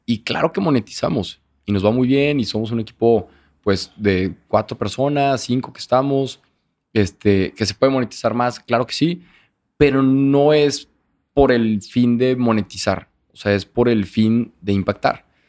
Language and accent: Spanish; Torreón, Coahuila, Mexico; moved away as an adult; now in Monterrey, Mexico; soy de Torreón y toda la vida